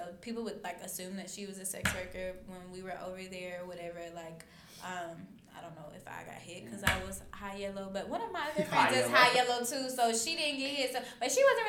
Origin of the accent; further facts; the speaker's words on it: United States; we were American